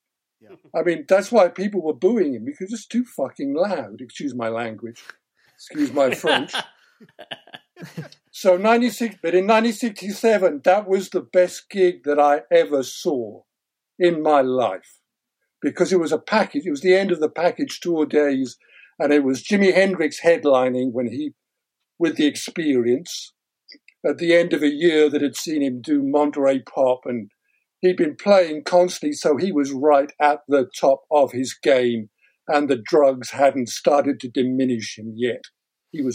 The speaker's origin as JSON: {"language": "English", "region": "Wales", "country": "United Kingdom", "tie": "born or raised there", "also_born_or_lived": "London", "said": "I remember I was living in Wales at the time. I was born in North London and had lived in North London till I was 8. And then my parents moved up to Wales for better employment."}